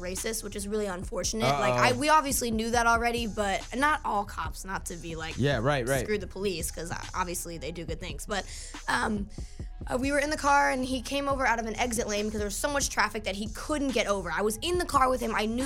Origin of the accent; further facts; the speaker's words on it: United States; moved away as an adult; also born or lived in New Jersey; I'm from New York, and my family lives there